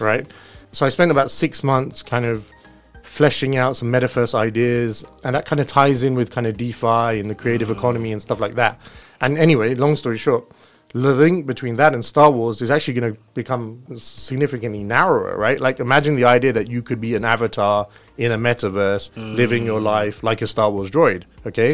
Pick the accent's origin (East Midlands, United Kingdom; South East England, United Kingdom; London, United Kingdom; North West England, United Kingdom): London, United Kingdom; I was brought up in London. Okay. I grew up very close to Crystal Palace